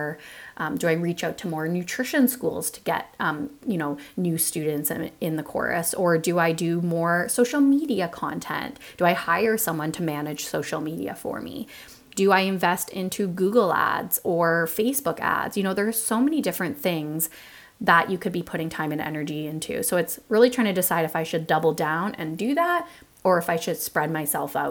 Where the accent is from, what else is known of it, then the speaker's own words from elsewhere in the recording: Toronto, Ontario, Canada; moved away; I'm initially from Toronto, Ontario